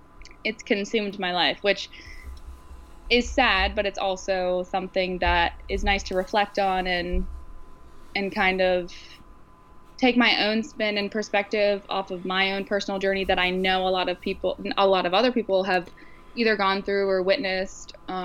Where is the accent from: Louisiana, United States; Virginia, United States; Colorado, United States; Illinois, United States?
Virginia, United States; Virginia Beach; So I grew up in Virginia Beach. My family moved here. My dad was in the Navy, shocker.